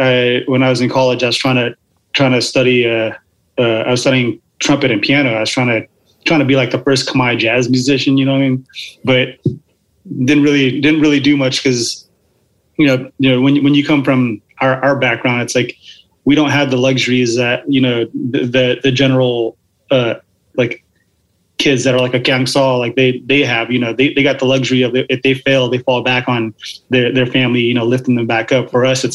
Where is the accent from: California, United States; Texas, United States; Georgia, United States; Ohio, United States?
Georgia, United States; Atlanta; also born or lived in Seattle; So I was born in Seattle. And then after a couple of years, my parents moved to Georgia because my dad couldn't handle how cold it was up here. So they moved down to Atlanta to be with my dad's side of the family.